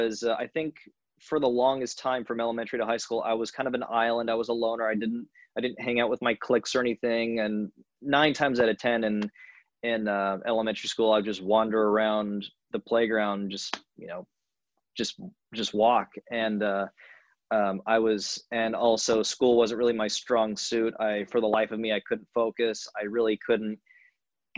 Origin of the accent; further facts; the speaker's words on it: Long Beach, California, United States; moved away; I'm born and raised in Long Beach, California